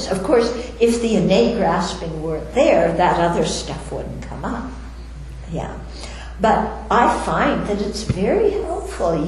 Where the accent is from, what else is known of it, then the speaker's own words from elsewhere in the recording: United States; I'm an American, I'm a woman, I'm a nun, I'm Caucasian, I'm from Jewish background